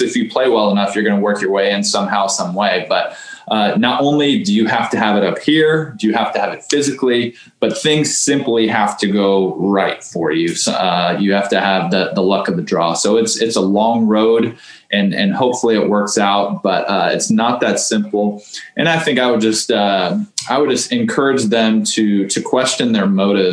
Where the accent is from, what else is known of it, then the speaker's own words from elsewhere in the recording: Houston, Texas, United States; growing up in Houston